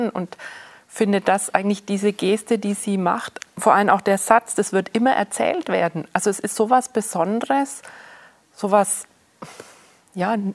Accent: Switzerland; Die Reichsten also ich komme aus der Schweiz, man gibt sehr viel Geld aus

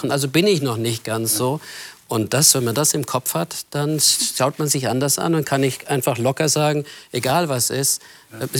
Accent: Germany; weil ich als Deutscher so ein Wort habe, das mir immer im Ohr klingt.

